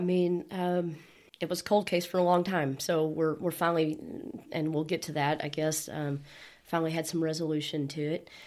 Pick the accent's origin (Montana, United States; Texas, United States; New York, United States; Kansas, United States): Texas, United States; Bushland; also born or lived in Dumas, Texas / Amarillo, Texas; I grew up in Bushland, and I moved away for a period of time for about nine years, and somehow Amarillo has sucked me back